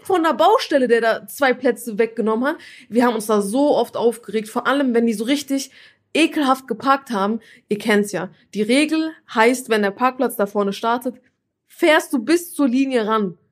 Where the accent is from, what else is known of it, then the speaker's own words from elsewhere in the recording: Turkey; ich bin ja Türkin